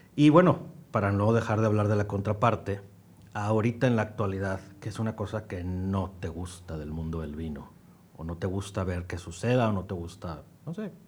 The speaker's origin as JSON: {"language": "Spanish", "country": "Mexico"}